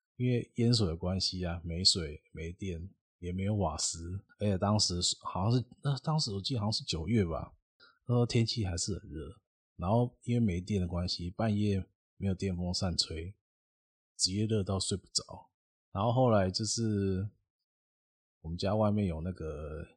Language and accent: Chinese; Xinzhuang, New Taipei, Taiwan; 我还是住新庄